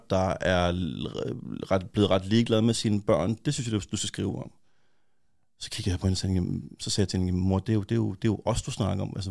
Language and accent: Danish; Copenhagen, Capital Region of Denmark, Denmark; jeg kommer fra Urbanplanen